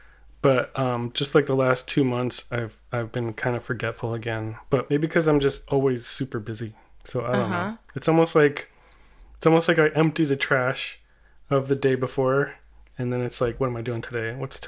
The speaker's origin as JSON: {"language": "English", "region": "California", "country": "United States", "said": "I'm a body painter. I paint on people and then I photograph them. I'm from the South Bay near Los Angeles, California."}